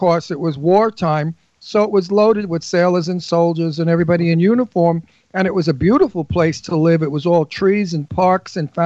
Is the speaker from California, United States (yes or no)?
no; New York City, New York, United States; accent: Brooklyn; moved away as an adult; also born or lived in Astoria, Queens; now in Bucks County, Pennsylvania, United States; the Red Hook Projects were the new thing that they built for poor people or for people of working class, whatever. And my parents took an apartment there.